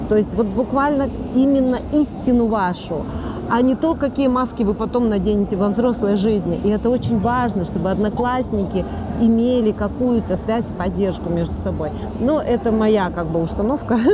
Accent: Yekaterinburg, Sverdlovsk Oblast, Russia; Я из Екатеринбурга

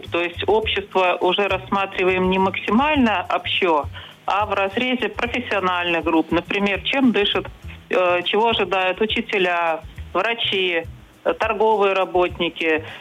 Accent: Belarus; вот за последние мы белорусы.

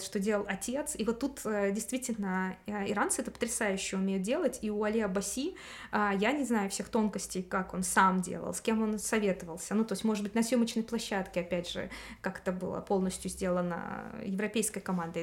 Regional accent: Russia

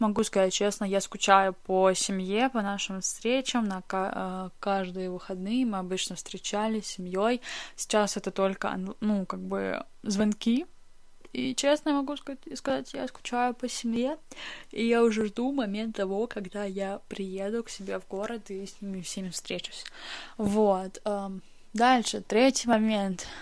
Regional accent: Russia; moved away as an adult; now in Moscow, Russia; в прекрасную столицу а, моей родины, а, в Москву, и теперь я живу здесь. Я переехала из своего родного города сюда

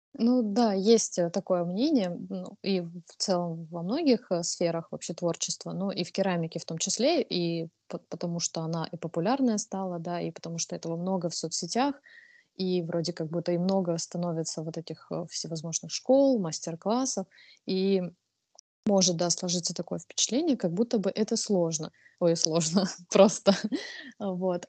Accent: Krasnodar, Krasnodar Krai, Russia; я из Краснодара, то есть я в Краснодаре участвовала в маркетах самых разных

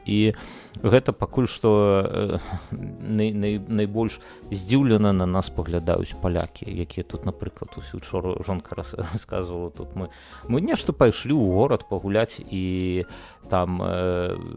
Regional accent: Belarus; мы беларусы

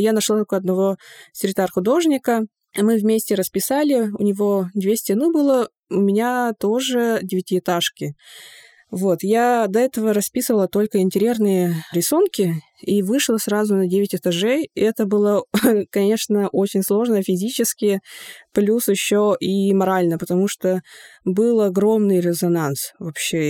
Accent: Yakutia, Sakha Republic, Russia; Russian is a second language; у себя на родине

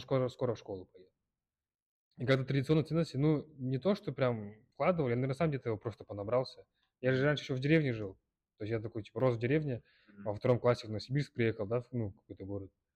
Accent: Kyrgyzstan; я из Кыргызстана, из мусульманской семьи

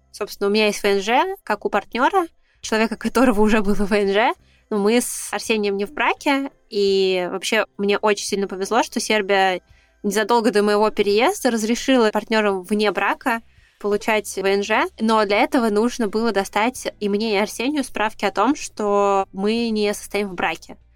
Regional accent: Russia; moved away as an adult; now in Serbia; И я уже тоже сидела в такой панике, господи, я же уезжаю из России

